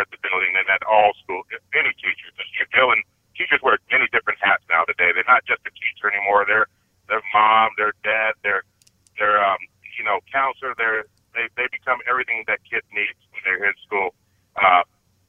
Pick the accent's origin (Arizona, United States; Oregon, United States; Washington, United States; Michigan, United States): Arizona, United States; Avondale; moved away as an adult; I grew up with Sally in my hometown of Avondale where I grew up.